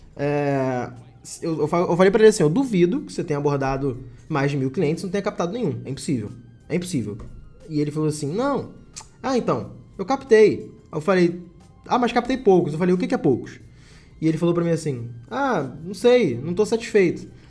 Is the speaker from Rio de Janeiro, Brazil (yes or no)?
yes; Rio de Janeiro, Brazil; Eu moro no Rio de Janeiro